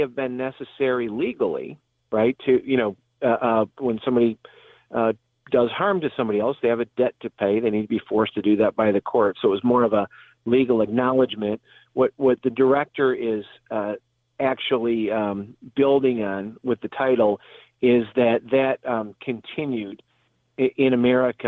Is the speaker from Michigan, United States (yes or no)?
yes; Detroit, Michigan, United States; My hometown is in the Detroit area, Detroit, Michigan